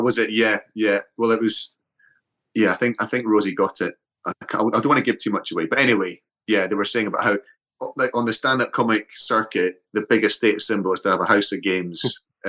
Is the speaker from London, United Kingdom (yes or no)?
no; Edinburgh, Scotland, United Kingdom; moved away; Edinburgh's my hometown